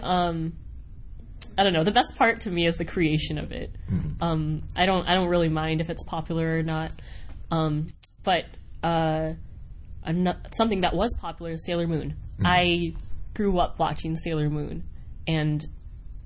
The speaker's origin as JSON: {"language": "English", "region": "Wisconsin", "country": "United States", "tie": "born or raised there", "said": "I grew up in Wisconsin"}